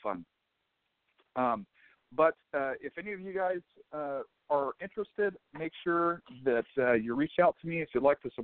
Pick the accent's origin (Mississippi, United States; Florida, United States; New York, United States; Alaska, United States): Florida, United States; North; moved away as an adult; now in California, United States; I'm actually from Florida